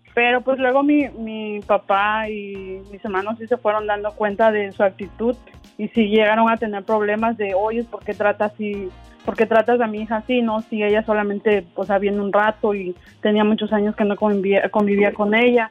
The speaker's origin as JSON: {"language": "Spanish", "region": "Oaxaca", "country": "Mexico", "moved": "yes", "lives_now": "Detroit, United States", "said": "soy de Oaxaca"}